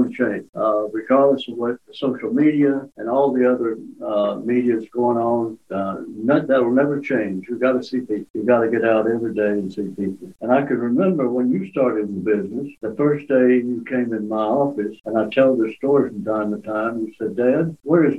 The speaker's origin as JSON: {"language": "English", "town": "Nashville", "region": "Tennessee", "country": "United States", "moved": "yes", "lives_now": "Maumelle, United States", "said": "we're all from Nashville."}